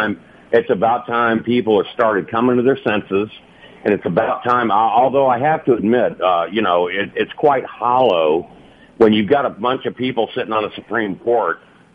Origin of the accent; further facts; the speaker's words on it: United States; You know, I served my country. I'm an American Democrat, which I know these right-wingers don't understand.